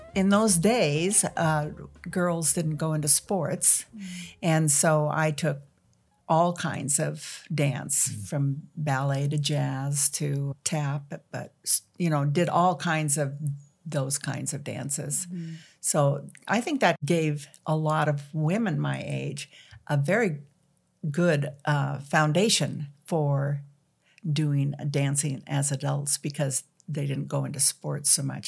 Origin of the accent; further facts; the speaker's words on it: Dayton, Washington, United States; I'm from Dayton, Washington